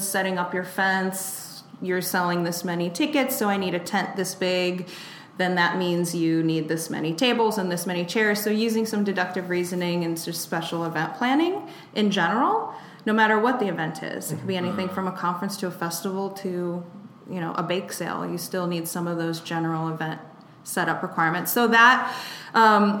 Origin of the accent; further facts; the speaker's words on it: Cleveland, Ohio, United States; I'm from Cleveland, Sioux Town